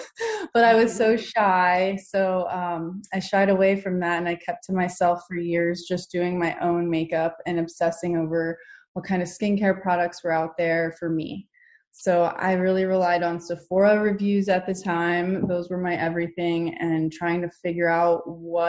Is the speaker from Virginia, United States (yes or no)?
yes; Virginia, United States; moved away; I'm from the East Coast, Virginia, to be more specific